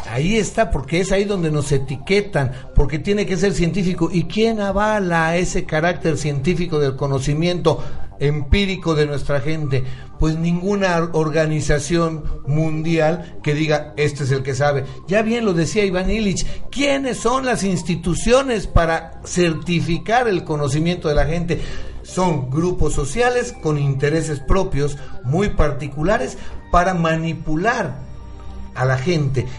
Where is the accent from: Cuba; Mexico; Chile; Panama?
Mexico; Nosotros mismos como mexicanos.